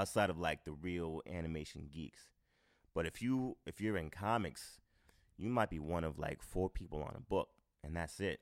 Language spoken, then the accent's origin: English; Boston, Massachusetts, United States; moved away as an adult; now in New York, United States; growing up in Boston